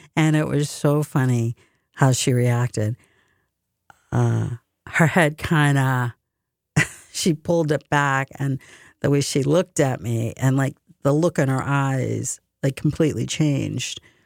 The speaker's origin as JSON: {"language": "English", "country": "United States", "tie": "born or raised there", "said": "I'm a very proud American. I'm fiercely proud to be American. I love my country. I was born and bred here"}